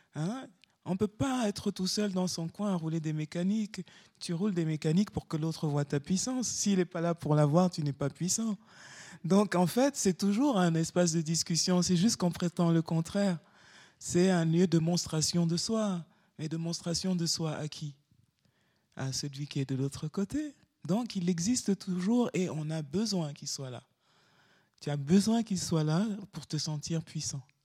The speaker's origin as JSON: {"language": "French", "town": "Douala", "region": "Littoral", "country": "Cameroon", "tie": "born or raised there", "moved": "as an adult", "lives_now": "Lomé, Togo", "said": "là où j'habite, à Lomé, le quartier de ma toute petite enfance à Douala"}